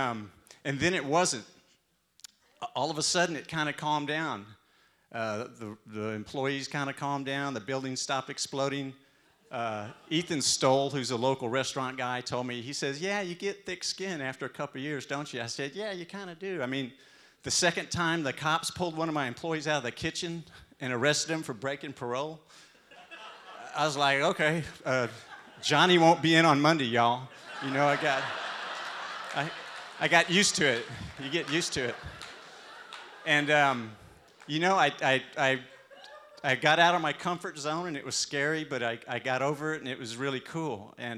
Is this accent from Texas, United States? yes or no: yes; Texas, United States; And I'm from Texas, right? My accent.